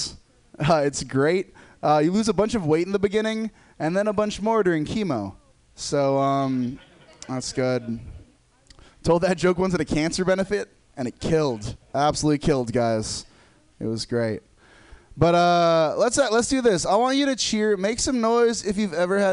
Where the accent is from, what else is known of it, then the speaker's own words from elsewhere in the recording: Los Angeles, California, United States; now in San Francisco, United States; I'm from Los Angeles